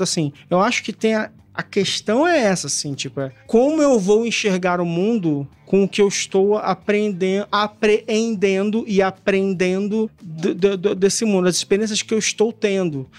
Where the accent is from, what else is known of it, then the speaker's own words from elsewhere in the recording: Brazil; a gente cresceu no Brasil